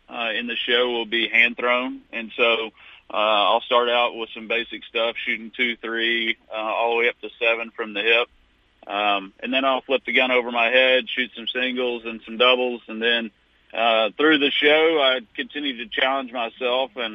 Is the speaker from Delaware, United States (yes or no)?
no; Fort Worth, Texas, United States; accent: drawl; I'm from Fort Worth, Texas, and so I got a little bit of a draw, I've heard.